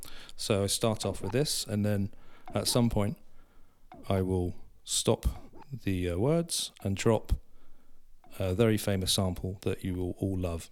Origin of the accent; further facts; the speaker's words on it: South West England, United Kingdom; because of my background, because I'm from Cornwall